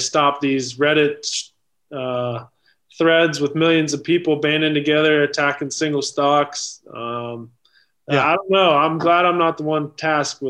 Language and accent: English; Cincinnati, Ohio, United States; I'm from Cincinnati, obviously, where I play